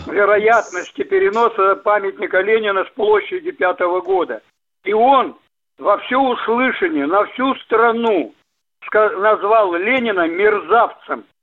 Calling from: Yekaterinburg, Sverdlovsk Oblast, Russia; Я, я быстро, 21 апреля на, я говорю из Екатеринбурга, на, по вашей станции на, по теме ОТР.

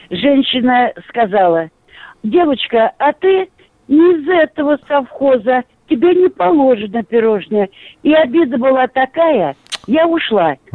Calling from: Yaroslavl, Yaroslavl Oblast, Russia; Мне 80 лет, я из Ярославля. Я родилась в 41 году, 31 мая.

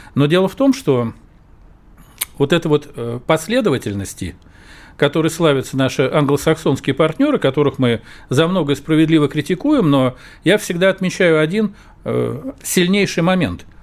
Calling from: Novosibirsk, Novosibirsk Oblast, Russia; Я звоню из Новосибирска

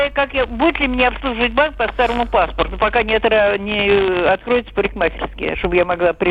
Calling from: Moscow, Russia; Добрый день, я из Москвы.

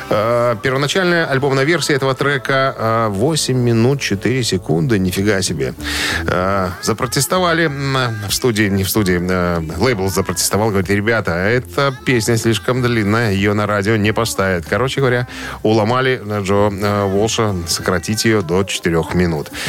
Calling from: Minsk, Belarus; …, вы из Минска? Я из Минска. Какая погода в Минске нынче?

